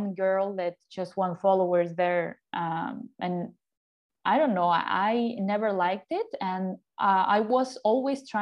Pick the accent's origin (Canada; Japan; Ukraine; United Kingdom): Ukraine; English is a second language; moved away as an adult; now in Mexico; I'm from Ukraine originally, and my move to Mexico was almost 9 years ago